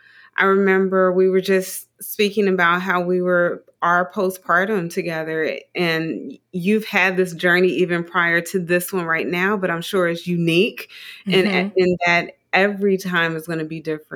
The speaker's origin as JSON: {"language": "English", "town": "Dayton", "region": "Ohio", "country": "United States", "said": "I'm from Dayton, Ohio, small town, Dayton, Ohio."}